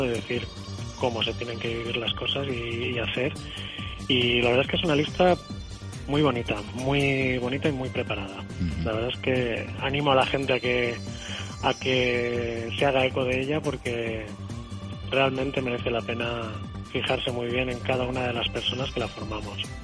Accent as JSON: {"language": "Spanish", "town": "Santa Pola", "region": "Valencian Community", "country": "Spain", "said": "una persona del pueblo, ¿eh? un chico del poble"}